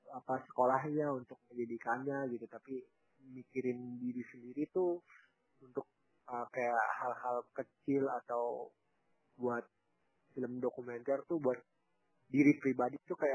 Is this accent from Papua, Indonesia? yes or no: yes; Papua, Indonesia; ada di luar Papua pada umumnya gitu. Di sini tuh harus jalan kaki. Bayangkan kalau saya tuh ke desa, desa saya tuh ya masih sedikit dekat lah dengan kota gitu.